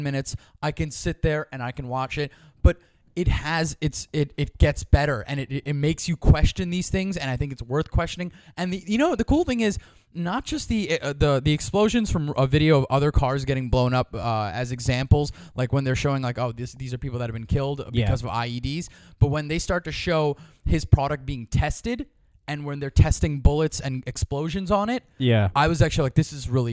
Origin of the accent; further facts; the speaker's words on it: United States; I'm from the United States